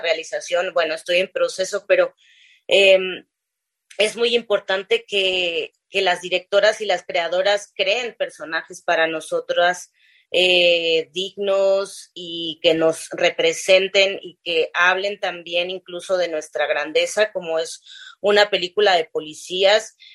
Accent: Zapotec-speaking home town, Oaxaca, Mexico; yo vengo de una comunidad muy pequeñita que es el mercado de mi pueblo, criada en, una, en un contexto de, una crianza comunitaria

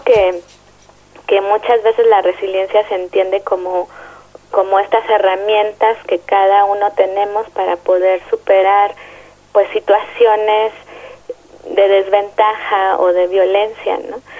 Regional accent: Mexico City, Mexico; soy psicóloga social y soy de la Ciudad de México.

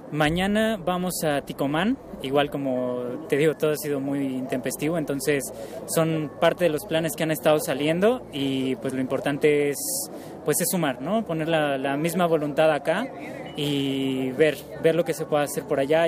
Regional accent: Mexico; moved away; Como, como mexicanos

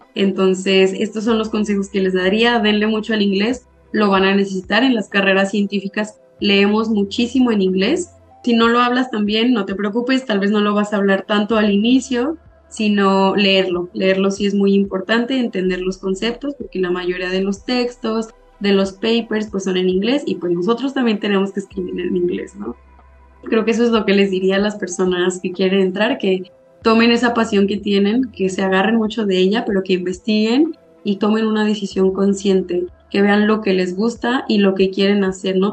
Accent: Zacatecas, Mexico; soy de Zacatecas, yo estudié ahí mi, mi licenciatura

